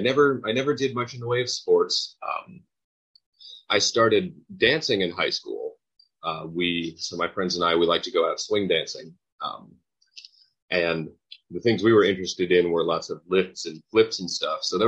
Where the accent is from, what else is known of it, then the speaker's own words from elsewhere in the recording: Carmel, Indiana, United States; moved away; I grew up in a town called Carmel, Indiana